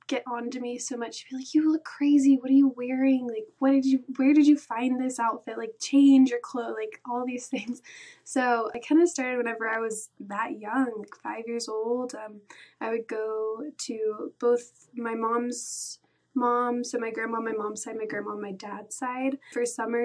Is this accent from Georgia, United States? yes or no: yes; Atlanta, Georgia, United States; also born or lived in Valdosta, Georgia; Grew up in Atlanta, Georgia, just the outskirts suburbs of Atlanta.